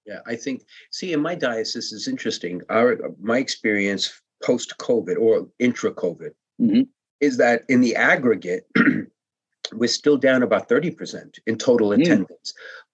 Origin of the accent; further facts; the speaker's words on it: New York City, New York, United States; now in Fairfield County, United States; I grew up in Brooklyn